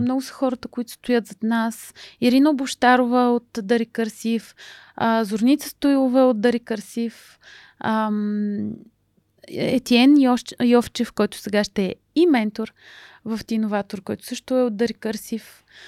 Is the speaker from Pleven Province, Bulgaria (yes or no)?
yes; Pleven, Pleven Province, Bulgaria; майка ми е от Русе, баща ми е от Плевен и съм завършила математическата гимназия в Плевен